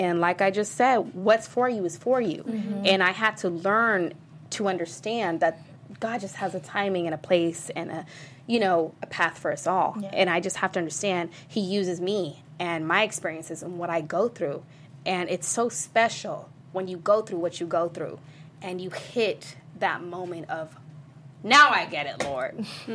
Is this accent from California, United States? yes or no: yes; San Diego, California, United States; I'm from San Diego, a small place called La Jolla